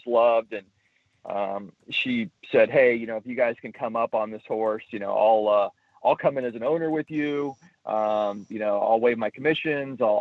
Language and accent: English; Indianapolis, Indiana, United States; moved away as an adult; now in San Diego, United States; I grew up in Indianapolis and moved to California, to San Diego in 2010